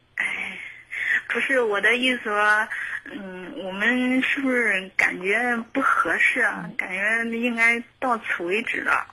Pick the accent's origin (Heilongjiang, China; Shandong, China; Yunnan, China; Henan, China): Henan, China; moved away; 我家也是河南的